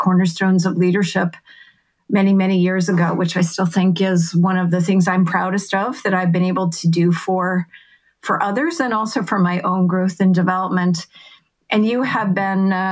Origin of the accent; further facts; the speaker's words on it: Massachusetts, United States; I grew up in Massachusetts